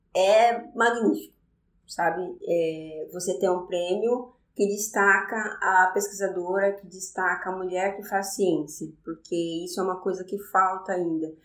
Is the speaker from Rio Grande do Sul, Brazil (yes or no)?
no; Olímpia, São Paulo, Brazil; also born or lived in São José do Rio Preto; Eu nasci em Olímpia, no interior de São Paulo